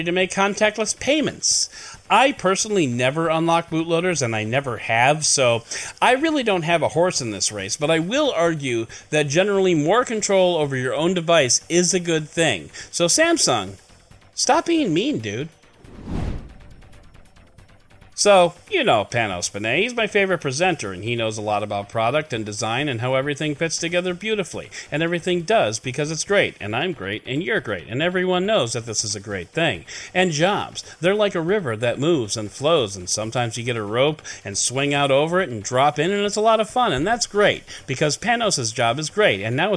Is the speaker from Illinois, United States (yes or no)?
yes; Chicago, Illinois, United States; born or raised there